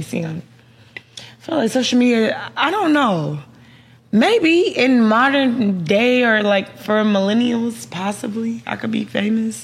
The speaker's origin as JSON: {"language": "English", "town": "Dallas", "region": "Texas", "country": "United States", "said": "I'm from Dallas"}